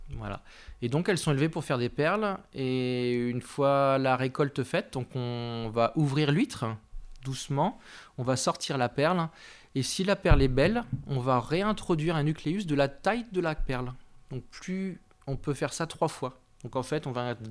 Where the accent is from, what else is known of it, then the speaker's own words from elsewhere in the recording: Nantes, Pays de la Loire, France; moved away as an adult; also born or lived in Paris / Nancy; now in Saint-Étienne, France; on est originaire de Nantes